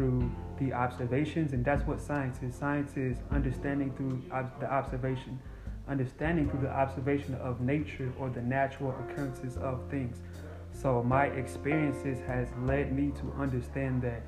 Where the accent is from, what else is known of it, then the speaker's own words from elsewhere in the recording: Guinea; moved away; I'm from Africa too. What part? Guinea